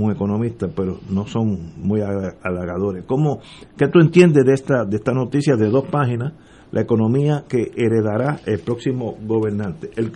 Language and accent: Spanish; Puerto Rico; somos todos puertorriqueños